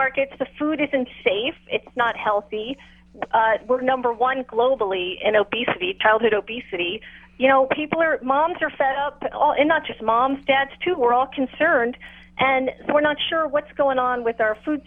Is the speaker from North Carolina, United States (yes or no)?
no; New York, United States; moved away; how I grew up in New York, we had a small patio